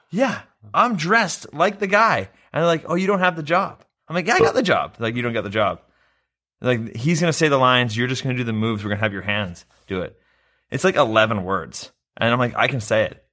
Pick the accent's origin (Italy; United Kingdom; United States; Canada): Canada; I'm Canadian. I talk in Canadian